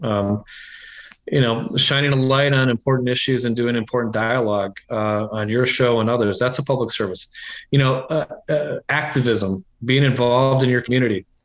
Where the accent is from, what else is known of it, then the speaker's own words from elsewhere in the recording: Iowa, United States; moved away as an adult; also born or lived in New Hampshire; I grew up in Iowa